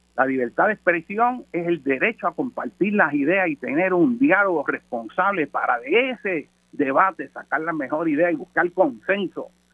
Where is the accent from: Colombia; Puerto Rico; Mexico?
Puerto Rico; como puertorriqueño